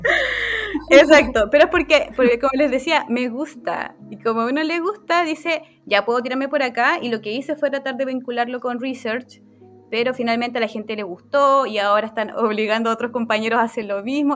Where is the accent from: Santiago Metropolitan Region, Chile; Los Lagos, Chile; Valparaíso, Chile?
Los Lagos, Chile; Chiloé; soy de Chiloé